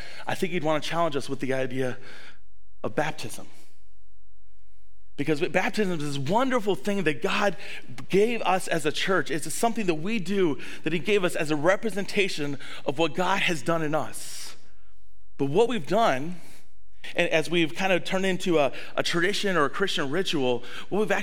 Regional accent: the South, United States; now in La Crosse, United States; I grew up in the South

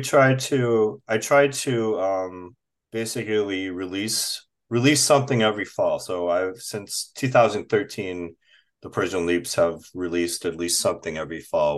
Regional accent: Minnesota, United States; also born or lived in Chicago; now in Minneapolis, United States; I was born in Chicago and moved here when I was very young, and I've otherwise lived in, uh, more, northern Minnesota

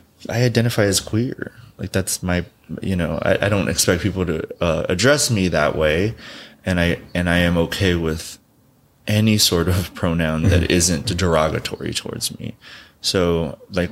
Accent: Southern California, United States; also born or lived in Quiroga, Michoacán, Mexico; now in New York, United States; I grew up in Southern California

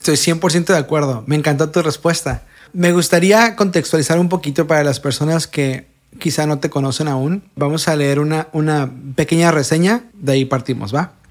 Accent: Tijuana, Baja California, Mexico; de mi ciudad natal, nacida y criada en Tijuana

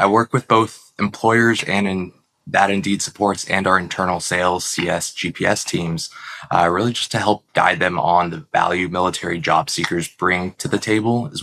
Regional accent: Arlington, Texas, United States; I grew up in the Dallas-Fort Worth area, Arlington, Texas

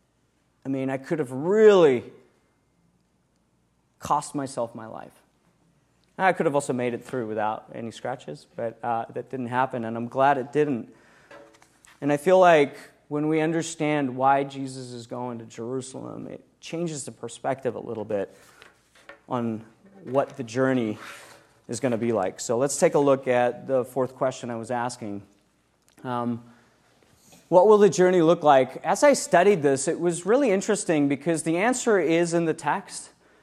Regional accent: South Africa; also born or lived in around the world; When I was 16 years old, I grew up in South Africa. I'm kind of an interesting person, growing up around the world, doing cool things.

